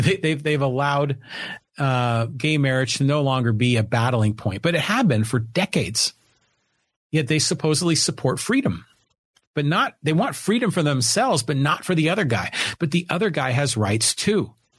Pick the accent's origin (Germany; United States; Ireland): United States; Poway, California; I'm here in Poway, in my hometown of Poway